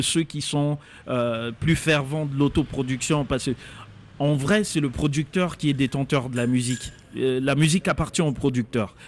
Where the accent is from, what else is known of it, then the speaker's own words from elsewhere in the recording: Kisangani, Tshopo, DR Congo; Moi, je suis congolais, j'ai grandi à Kisangani